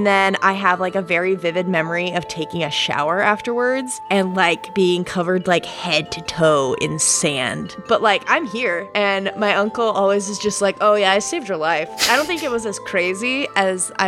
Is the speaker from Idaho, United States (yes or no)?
yes; Idaho, United States; By West Coast, I mean Idaho. So not the coast. I'm from the Northwest